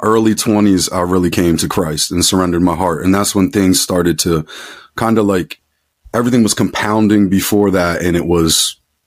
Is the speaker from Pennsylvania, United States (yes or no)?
yes; Philadelphia, Pennsylvania, United States; I grew up outside of Philadelphia, Pennsylvania. I'm still in southeastern PA.